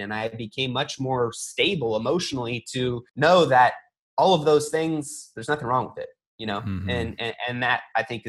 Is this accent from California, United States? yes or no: yes; California, United States; I grew up in California in a melting pot full of any ethnicity